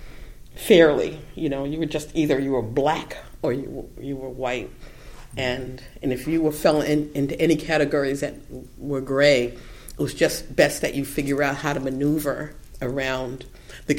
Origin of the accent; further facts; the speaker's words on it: Boston, Massachusetts, United States; I was raised in South Boston